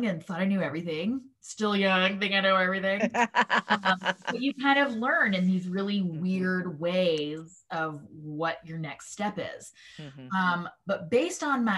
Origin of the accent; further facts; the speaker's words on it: Mississippi, United States; I am a Jew from Mississippi